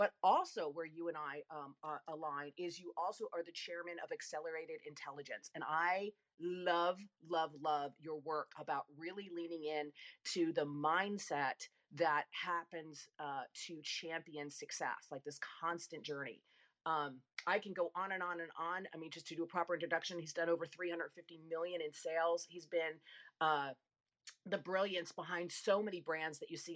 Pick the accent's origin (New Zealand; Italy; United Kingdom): Italy; Rome, Lazio; I was born in Rome, nowhere near Sicily.